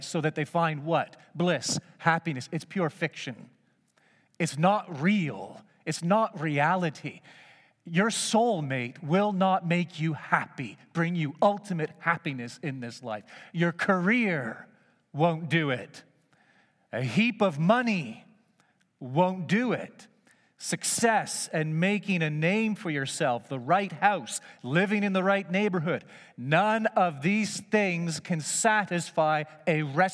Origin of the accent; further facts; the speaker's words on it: Markham, Ontario, Canada; I grew up in Markham, just northeast of the big city, and it was just a hamlet back in those days